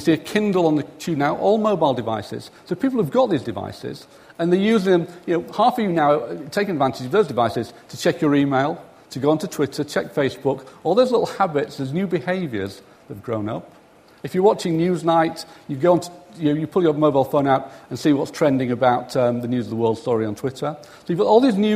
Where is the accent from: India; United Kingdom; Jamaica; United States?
United Kingdom; the north of England; accent: northern; My mumbling northern accent